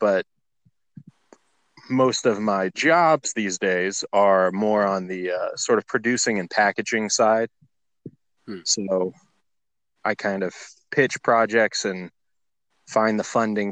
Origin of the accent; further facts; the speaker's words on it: Tallahassee, Florida, United States; also born or lived in Los Angeles / Orlando; I'm from Tallahassee, Florida.